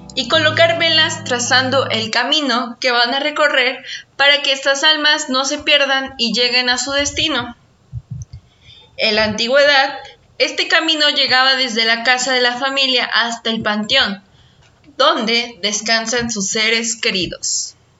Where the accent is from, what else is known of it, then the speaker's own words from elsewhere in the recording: Mexico; sucede en mi país cada año. Y se trata de la celebración del Día de Muertos